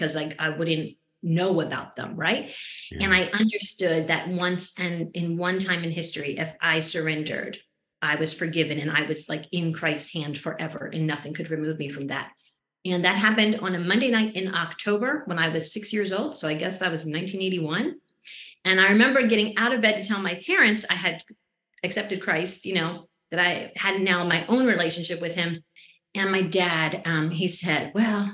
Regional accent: just outside of Philadelphia, New Jersey, United States; I was born and raised in New Jersey, just outside of Philadelphia.

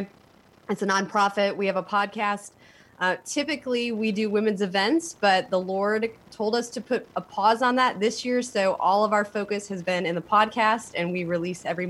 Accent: Elkhart, Indiana, United States; now in Raleigh, United States; I come from a little town in Indiana called Elkhart

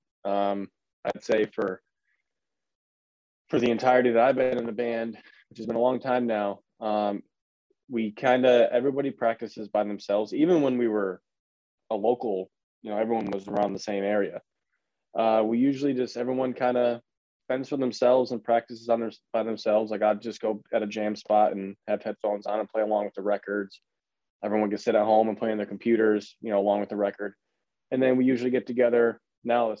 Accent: Connecticut, United States; born or raised there

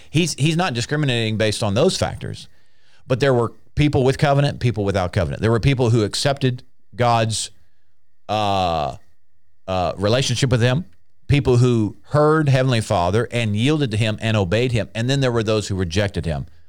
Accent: United States; I'm an American. And before I was born again, I was an American.

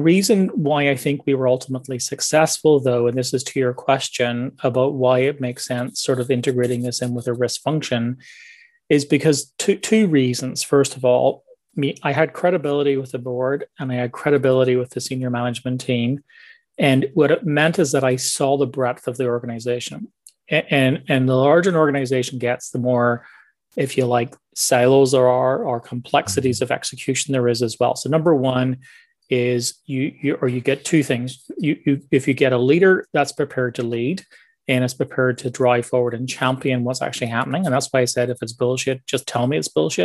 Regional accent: Northern Ireland, United Kingdom; also born or lived in England; now in Toronto, Canada; I'm originally from Northern Ireland, born and grew up there, spent some time in England

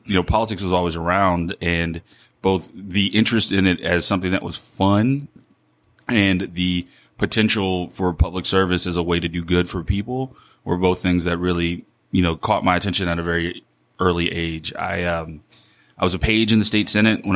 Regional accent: Baton Rouge, Louisiana, United States; now in New Orleans, United States; I'm from Baton Rouge originally.

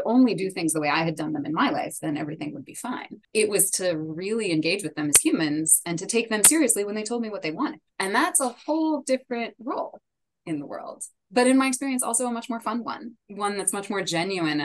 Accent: United States; first language English; now in Washington, D.C., United States; I'm based in DC. I'm a native English speaker. I'm an American

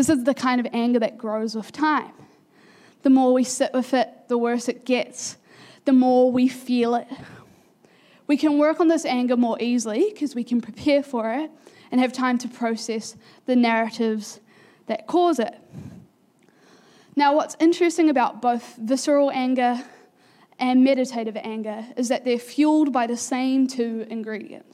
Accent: Pukekohe, Auckland, New Zealand; also born or lived in Manurewa; We had been living in Pukekohe for almost a year, not even yet, and when you move as an 8-year-old from, like, I moved from Manurewa

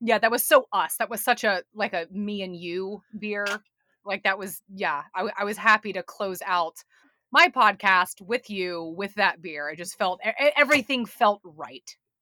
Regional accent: Atlanta, Georgia, United States; also born or lived in New York; now in Chattanooga, United States; I'm from Atlanta, Georgia, originally

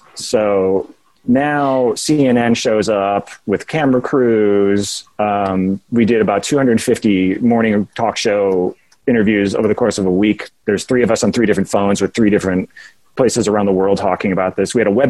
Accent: Chicago, Illinois, United States; also born or lived in Nashville; now in Portland, United States; And I was like, yeah, I'm from Chicago.

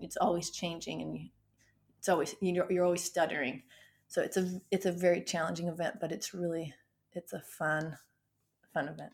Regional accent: Beaver, Utah, United States; now in North Texas, United States; I was born and raised in Beaver, Utah.

